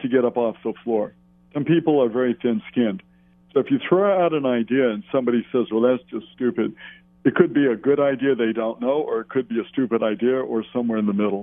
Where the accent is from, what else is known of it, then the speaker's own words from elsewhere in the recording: Hawaii, United States; we're just guys from Hawaii and girls from Hawaii